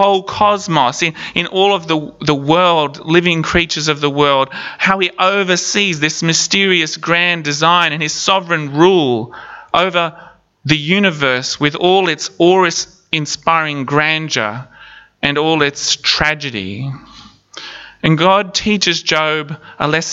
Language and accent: English; Palm Island, Queensland, Australia; When I was a kid growing up on Palm Island